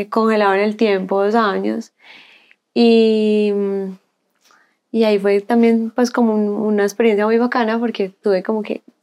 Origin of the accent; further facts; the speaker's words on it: Colombia; moved away as an adult; now in Chile; Yo cuando me fui de Colombia a Chile, yo dejé todo, toda mi ropa